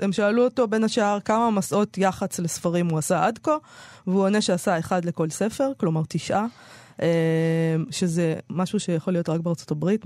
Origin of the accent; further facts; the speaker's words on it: Israel; כנערה בשנות ה-80 בישראל